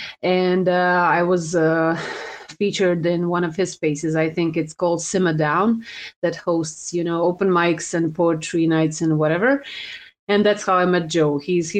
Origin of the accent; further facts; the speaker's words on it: Croatia; I'm from Croatia